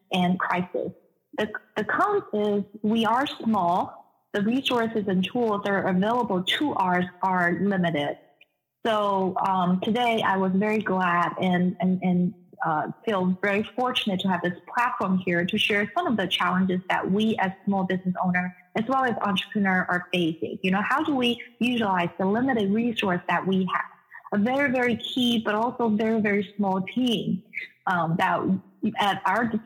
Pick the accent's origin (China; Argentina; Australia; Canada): China; moved away as an adult; also born or lived in Netherlands / United Kingdom; now in Des Moines, United States; I was born and raised in China. I spent 25 years there before I left China.